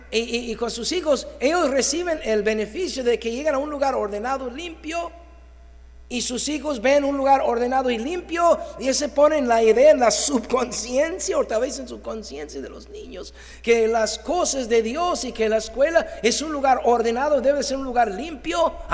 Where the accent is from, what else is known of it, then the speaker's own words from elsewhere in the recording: Mexico; Llegar tarde no es excelente pues somos mexicanos y así es México.